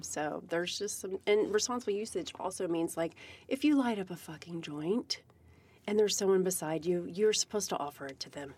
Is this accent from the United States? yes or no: yes; Virginia, United States; now in Seattle, United States; I'm from Virginia